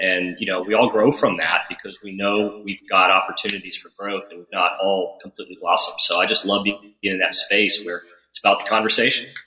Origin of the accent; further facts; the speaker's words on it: New Haven, Connecticut, United States; also born or lived in Cheshire, Connecticut; I was born in Cheshire, in New Haven, Connecticut